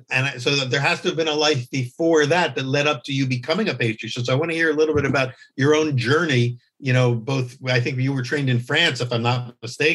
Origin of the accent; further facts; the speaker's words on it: Philadelphia, Pennsylvania, United States; moved away; We're both from the Philadelphia area